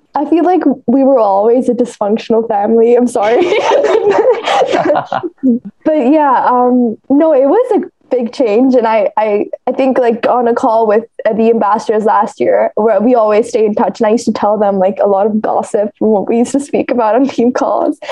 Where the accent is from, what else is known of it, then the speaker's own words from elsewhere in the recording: India; I'm from India